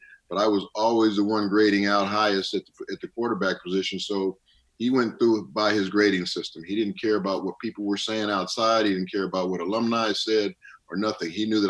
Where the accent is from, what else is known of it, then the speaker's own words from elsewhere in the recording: United States; I was a young kid growing up in the United States, and my dream was to play in the NFL like every other kid that wanted to play football.